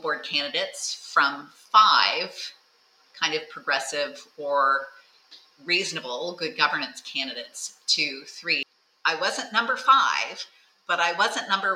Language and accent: English; Thousand Oaks, California, United States; I'm from Thousand Oaks, California.